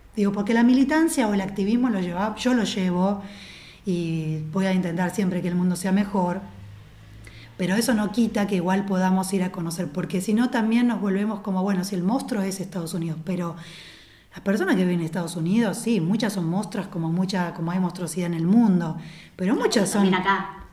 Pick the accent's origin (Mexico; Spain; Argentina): Argentina; nosotros como cultura argentina somos un híbrido